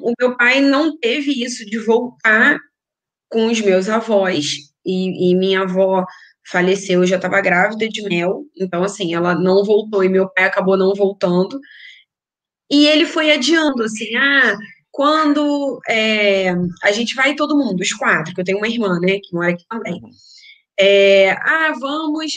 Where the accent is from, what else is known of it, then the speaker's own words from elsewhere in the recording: Niterói, Rio de Janeiro, Brazil; accent: Rio de Janeiro; moved away as an adult; also born or lived in São Gonçalo; now in Vila do Conde, Portugal; a gente é de Niterói, Aham. então, Niterói, São Gonçalo foi onde a gente passou a vida